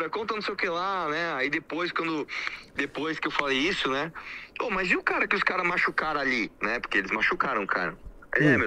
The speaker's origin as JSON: {"language": "Portuguese", "region": "São Paulo", "country": "Brazil", "said": "Eu falei, olha aqui, eu sou de São Paulo, cara."}